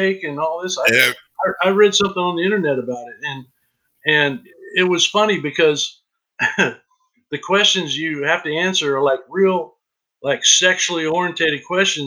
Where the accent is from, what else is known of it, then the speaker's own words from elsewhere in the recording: Kansas, United States; I grew up in Kansas